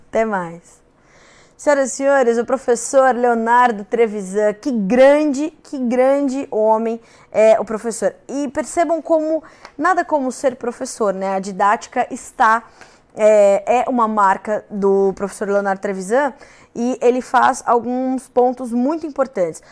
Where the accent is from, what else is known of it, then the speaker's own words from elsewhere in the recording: Brazil; enquanto brasileiros